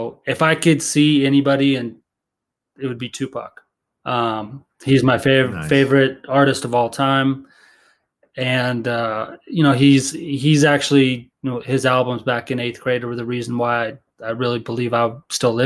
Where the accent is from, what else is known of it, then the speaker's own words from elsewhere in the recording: Fort Collins, Colorado, United States; now in Denver, United States; I grew up in Fort Collins